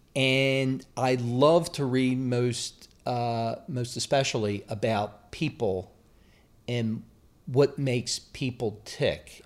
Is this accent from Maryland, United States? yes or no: yes; Baltimore, Maryland, United States; moved away; I grew up in Baltimore